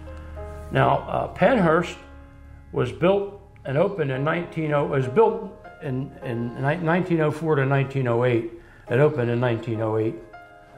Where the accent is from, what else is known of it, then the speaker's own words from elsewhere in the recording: Spring City, Pennsylvania, United States; I'm from Spring City. I live in Spring City.